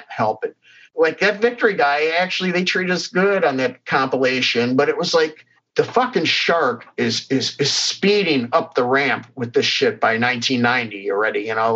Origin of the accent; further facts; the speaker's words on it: Cleveland, Ohio, United States; growing up in Cleveland